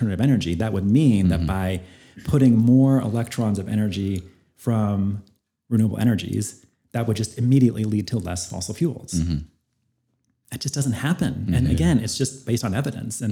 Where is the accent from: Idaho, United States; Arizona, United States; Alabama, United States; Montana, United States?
Idaho, United States; Northern; I grew up in Northern Idaho, very conservative